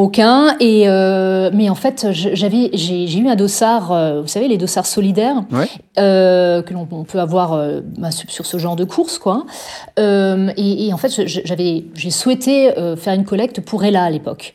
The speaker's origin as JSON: {"language": "French", "town": "Strasbourg", "region": "Grand Est", "country": "France", "tie": "born or raised there", "said": "moi je suis une alsacienne à 100%. Je suis née à Strasbourg. Je n'ai jamais quitté, jamais quitté l'Alsace"}